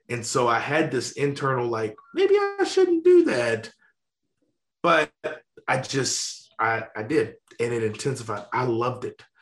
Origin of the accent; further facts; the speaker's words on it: Louisiana, United States; Uh, yeah, so I grew up in Louisiana.